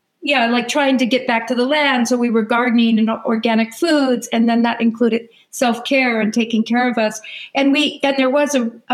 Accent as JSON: {"language": "English", "region": "California", "country": "United States", "tie": "born or raised there", "said": "I was born and raised in California, right? Sort of landed in the middle of that whole kind of a hippie movement."}